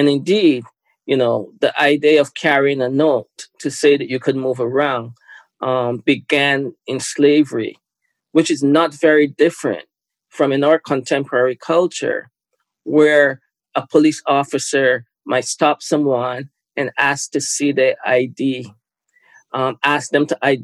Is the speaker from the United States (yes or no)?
no; Barbados; now in Canada; I was born in Barbados. Lived most of my life in Canada.